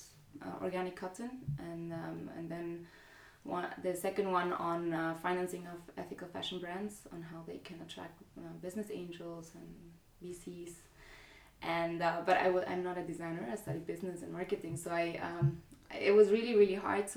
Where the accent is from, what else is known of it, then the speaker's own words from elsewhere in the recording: Guatemala; now in Zurich, Switzerland; I'm from Guatemala.